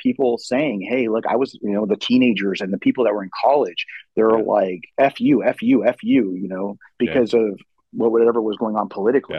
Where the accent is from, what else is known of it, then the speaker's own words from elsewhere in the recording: San Jose, California, United States; moved away as an adult; also born or lived in Kuwait / Queens, New York; now in Dallas, United States; I grew up in the San Jose area my entire life up until about 7 months ago when we moved to Dallas